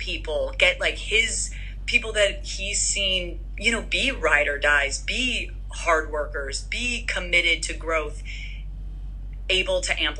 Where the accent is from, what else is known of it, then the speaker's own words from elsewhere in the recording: Midwest, United States; Like, just even where we grew up, like growing up in the Midwest, my mom has 8 siblings, you know, Persian siblings that are opinionated